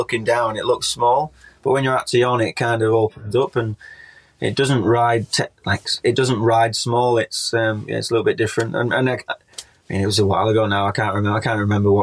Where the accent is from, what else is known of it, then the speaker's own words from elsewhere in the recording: United Kingdom; as British riders